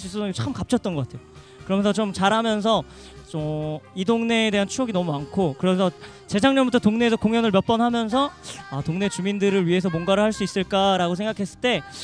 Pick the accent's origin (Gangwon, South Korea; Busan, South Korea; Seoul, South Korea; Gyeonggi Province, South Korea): Seoul, South Korea; 저는 이곳에서 자라면서